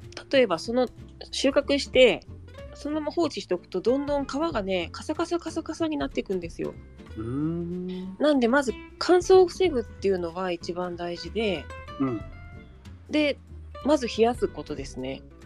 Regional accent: Saitama, Japan; also born or lived in Nagano; now in Shiojiri, Japan; 埼玉出身

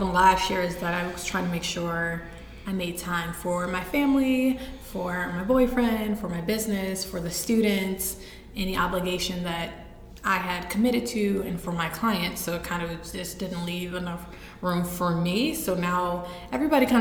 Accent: East Cleveland, Ohio, United States; pre-adoption, I'm from East Cleveland. I was born in East Cleveland to my biological mother

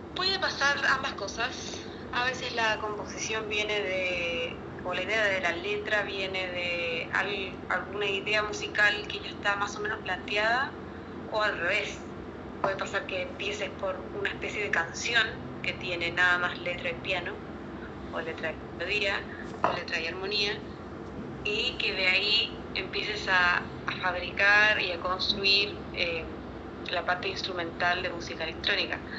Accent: Chile; now in Buenos Aires, Argentina; fue en mi pueblo, de hecho, en Chile

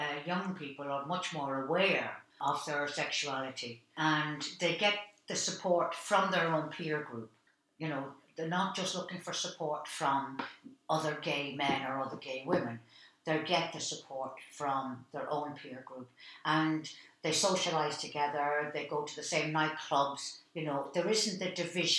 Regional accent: Dublin, Leinster, Ireland; my life growing up in Dublin

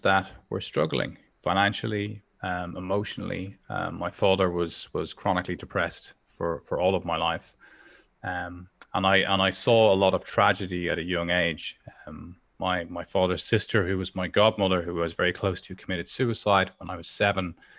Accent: Dublin, Leinster, Ireland; I grew up in Dublin

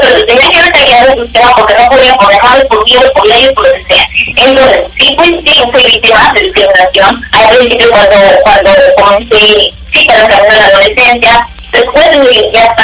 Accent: Mexico; now in United States; sí nos afecta en el sentido como mexicano.

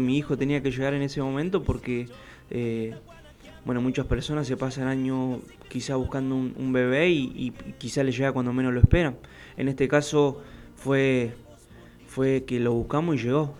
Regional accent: El Maitén, Chubut, Argentina; moved away as an adult; now in Buenos Aires, Argentina; yo soy de un pueblo muy chiquito, tiene 6.000 habitantes mi pueblo, del Maitem, allá al noroeste de la provincia del Chubut

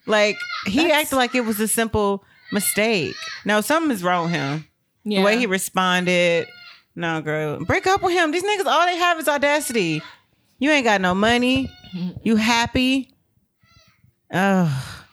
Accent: United States; also born or lived in Texas; as an American

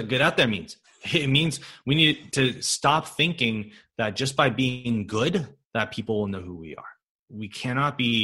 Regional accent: California, United States; I'm from California

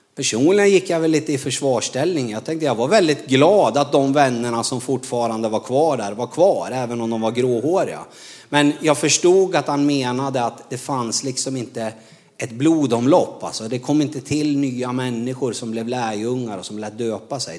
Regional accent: Norrland, Sweden; moved away as an adult; Jag är ju från Norrland

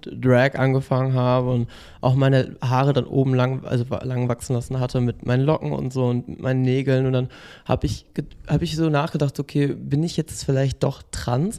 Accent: Bremen, Germany; moved away as an adult; now in Berlin, Germany; hauptsächlich in Bremen, also in meiner Heimat gewohnt.

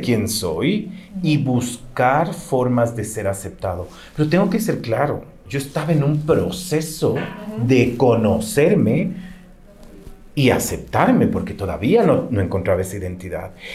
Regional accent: Ecuador; como ecuatorianos

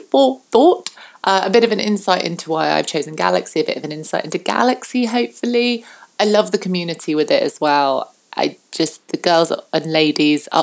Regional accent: southern England, United Kingdom; I'm very British and I'm very southern British.

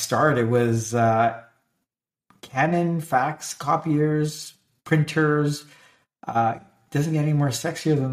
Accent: Canada; I'm Canadian

